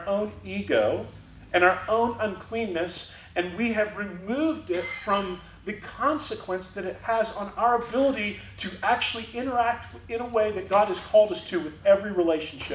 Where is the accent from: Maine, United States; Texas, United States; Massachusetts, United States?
Texas, United States; Rowlett; moved away as an adult; now in Dallas, United States; we moved to Dallas from Rowlett